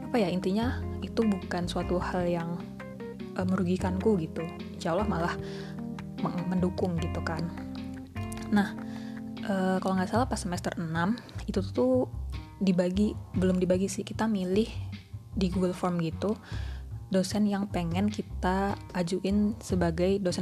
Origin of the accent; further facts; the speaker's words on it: Surakarta, Central Java, Indonesia; Aku orang asli Solo.